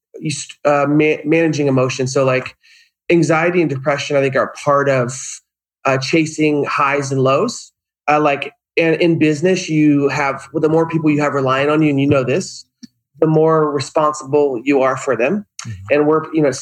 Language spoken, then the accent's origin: English; Upstate New York, United States; now in Southern California, United States; Upstate New York.